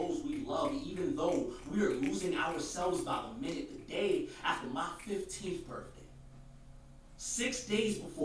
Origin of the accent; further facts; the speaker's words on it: New York City, New York, United States; I'm from Brooklyn